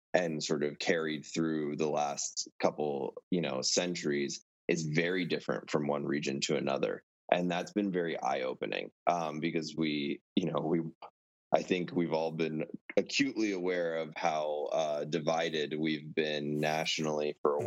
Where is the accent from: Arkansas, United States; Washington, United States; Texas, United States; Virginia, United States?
Virginia, United States; moved away as an adult; also born or lived in Maryland / Colorado / Montana; now in Maine, United States; So I was born in Maryland, um, really grew up in Virginia